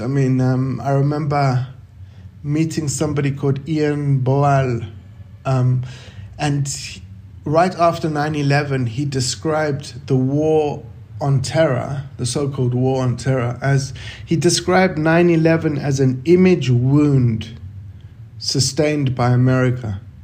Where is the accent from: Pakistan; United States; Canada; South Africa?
South Africa; growing up in South Africa during apartheid